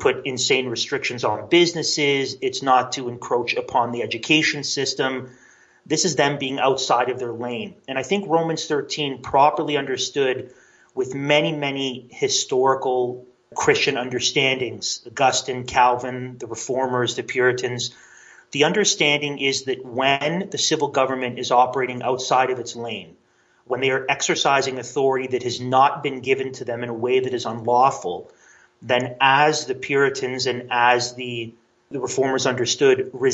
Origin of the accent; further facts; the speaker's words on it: Canada; a Canadian who is very interested in American history